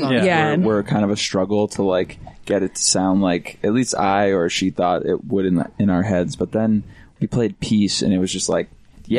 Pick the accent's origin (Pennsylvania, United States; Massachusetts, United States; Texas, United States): Massachusetts, United States; Boston; I grew up in Boston where like radio is, it's the industry.